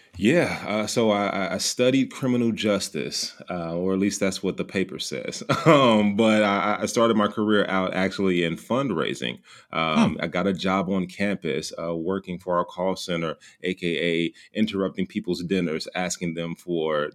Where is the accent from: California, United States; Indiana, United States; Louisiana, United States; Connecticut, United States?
Indiana, United States; Gary; also born or lived in Bloomington, Indiana; born and raised uh, about 30 minutes outside of Chicago uh, in, in, a small city uh, called Gary, Indiana.